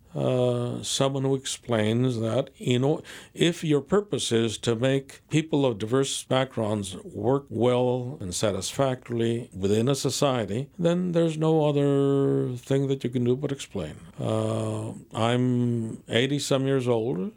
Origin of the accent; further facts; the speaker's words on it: San Fernando Valley, California, United States; I grew up in the San Fernando Valley, and I grew up in a barrio